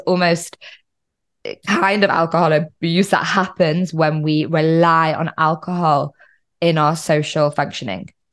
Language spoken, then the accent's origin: English; United Kingdom; moved away; I'm originally British